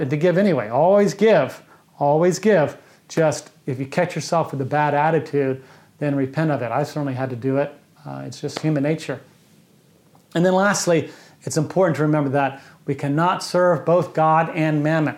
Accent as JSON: {"language": "English", "country": "United States", "said": "as an American"}